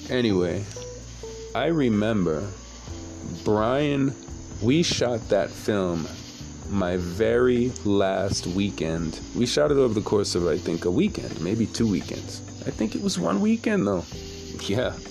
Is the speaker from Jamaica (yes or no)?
yes; Jamaica; I'm not Haitian, I'm Jamaican.